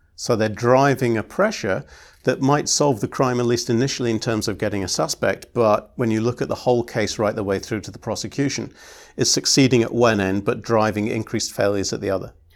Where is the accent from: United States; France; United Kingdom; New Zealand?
United Kingdom; I'm British